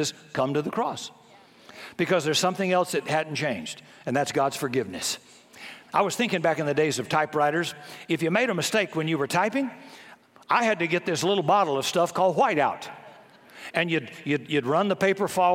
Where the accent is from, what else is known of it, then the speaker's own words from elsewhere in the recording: the South, United States; I grew up in the South before desegregation